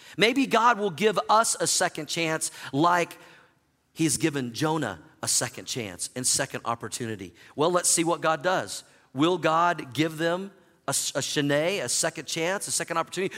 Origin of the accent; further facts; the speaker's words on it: Oklahoma, United States; moved away as an adult; also born or lived in Missouri; now in Denver, United States; I grew up in Oklahoma